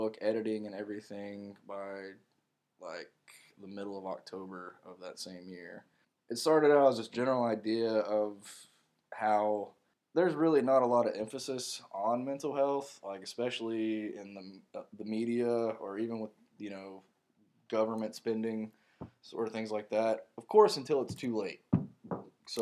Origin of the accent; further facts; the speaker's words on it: Morganton, North Carolina, United States; my hometown of Morganton, where the Broughton State Hospital is